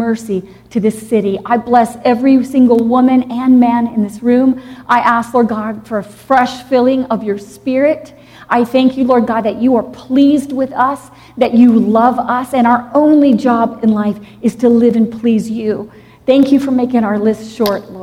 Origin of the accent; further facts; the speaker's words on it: Dallas, Texas, United States; also born or lived in Jackson, Mississippi; I was actually born in Jackson, Mississippi. And then we moved to Texas when I was 6 years old. I grew up in Dallas, Texas